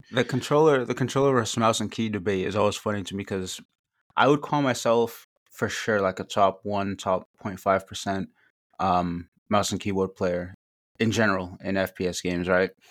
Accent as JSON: {"language": "English", "region": "Northeast", "country": "United States", "said": "I'm from the Northeast"}